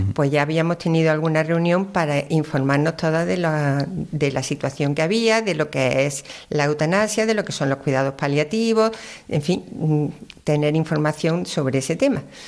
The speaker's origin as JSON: {"language": "Spanish", "town": "Córdoba", "region": "Andalusia", "country": "Spain", "tie": "born or raised there", "also_born_or_lived": "Málaga", "said": "Yo soy nacida en Málaga, pero por circunstancias, siempre he vivido en Córdoba"}